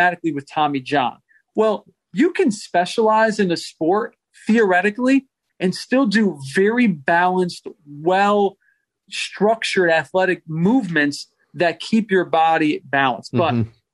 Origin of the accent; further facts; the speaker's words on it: New England, United States; I grew up in New England